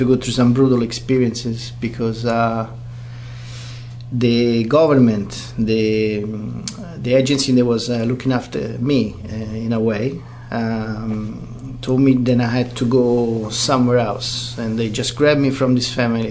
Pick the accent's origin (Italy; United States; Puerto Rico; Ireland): Italy; now in New Zealand; I was born in Italy, 1973, and I was left in an orphanage